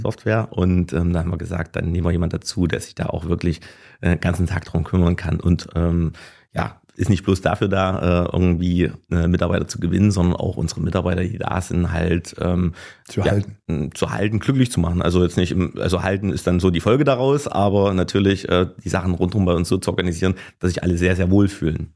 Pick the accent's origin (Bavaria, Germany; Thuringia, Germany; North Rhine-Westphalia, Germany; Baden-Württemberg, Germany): Thuringia, Germany; Gera; bin Urgerer, ähm, bin hier geboren, habe hier die ganze Zeit gelebt, war nie wirklich weg.